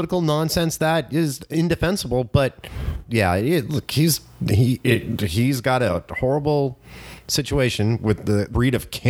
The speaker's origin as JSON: {"language": "English", "area": "Orange County", "region": "California", "country": "United States", "said": "I am still from behind the Orange Curtain."}